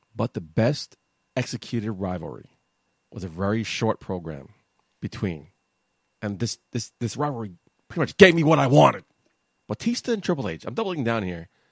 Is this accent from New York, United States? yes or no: yes; New York, United States; I was from New York